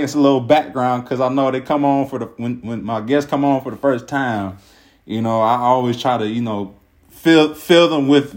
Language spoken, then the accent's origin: English; Cincinnati, Ohio, United States; now in Kent, United States; we're originally from Cincinnati